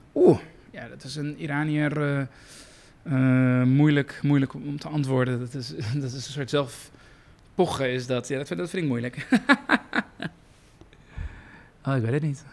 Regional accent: Iran; moved away; iemand met mijn achtergrond, een vluchteling uit Iran

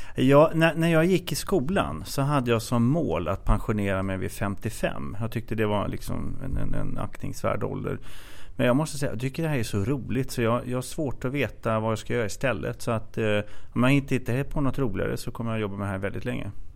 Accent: Katrineholm, Södermanland, Sweden; moved away as an adult; now in Stockholm, Sweden; Jag kommer från eh, Katrineholm som är en typisk arbetarkommun och sen flyttade jag upp till eh, Stockholm i 20-årsåldern

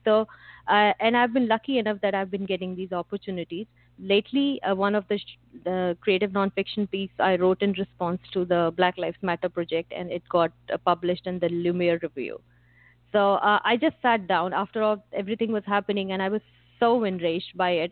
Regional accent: India; growing up in India

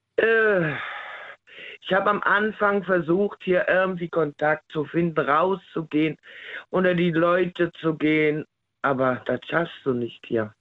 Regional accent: Rhineland, Germany; now in Saarland, Germany; ich komme ja ne, aus dem Rheinland

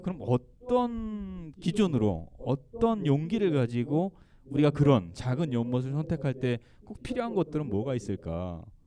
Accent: Gangwon, South Korea; 제가 강원도 출신이에요

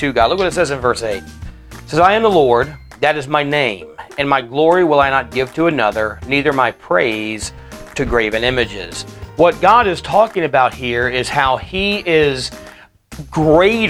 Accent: United States; as American Christians

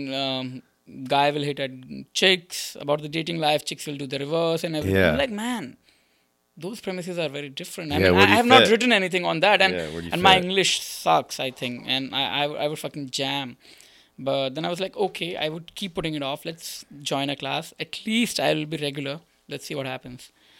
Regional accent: India; first language Sindhi; English is a second language; moved away as an adult; now in United States; I was doing it back in India. So I came to United States in 2018. So before that, I was doing it in India, but in a different language.

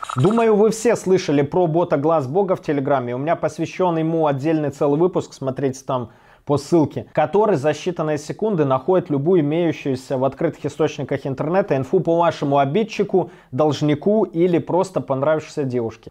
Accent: Belarus; я же с Беларуси

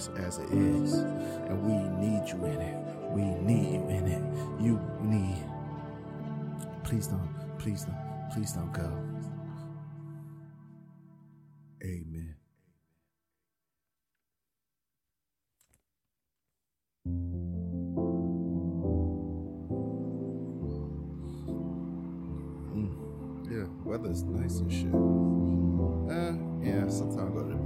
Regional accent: New York City, New York, United States; I'm from Brooklyn

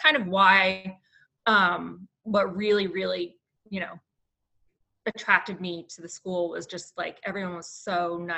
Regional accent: Chester, New Jersey, United States; moved away as an adult; also born or lived in South Carolina; now in near Clemson, United States; we are both from New Jersey

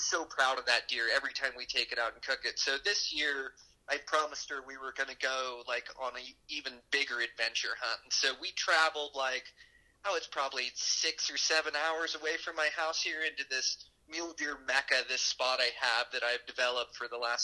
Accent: Pacific Northwest, United States; moved away as an adult; now in Ennis, United States; I grew up in the Pacific Northwest.

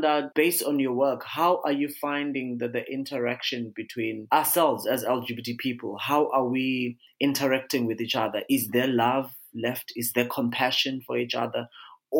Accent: Eswatini; I'm from the Kingdom of Eswatini

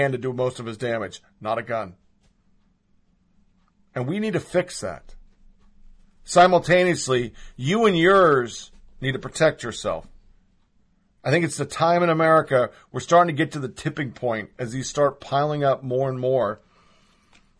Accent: United States; as an American

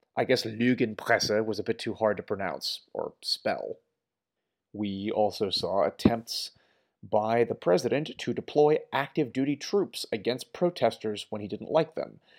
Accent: United States; we, furthermore, as American voters

